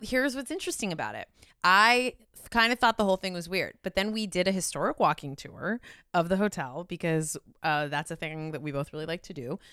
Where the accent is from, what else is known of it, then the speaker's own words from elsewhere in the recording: California, United States; as a Californian